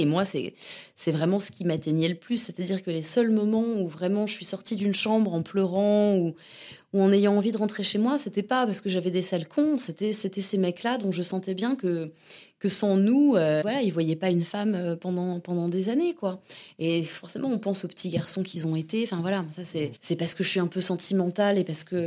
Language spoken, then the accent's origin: French; Hauts-de-Seine, Seine-et-Marne, Val-de-Marne, Île-de-France, France; moved away as an adult; also born or lived in Antony / Montévrain; now in Berlin, Germany; je suis née à Antony dans les Hauts-de-Seine. Euh, j'ai grandi du coup entre les Hauts-de-Seine, la Seine-et-Marne, Montévrain, ça s'appelait, et euh, Nogent-sur-Marne, donc dans le 94